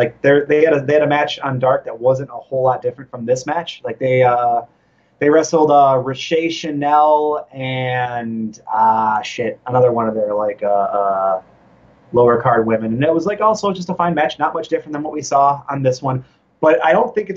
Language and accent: English; Michigan, United States; moved away as an adult; now in Chicago, United States; my home state of Michigan